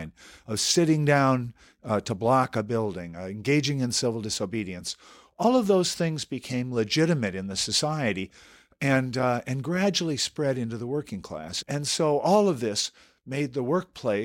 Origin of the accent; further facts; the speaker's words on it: Southern California, United States; I grew up in Southern California